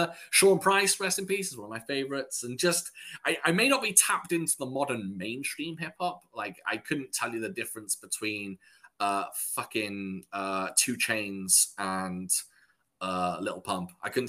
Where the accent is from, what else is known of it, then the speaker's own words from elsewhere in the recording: West Coast, United States; So I grew up on West Coast, but I made the transition to the East Coast.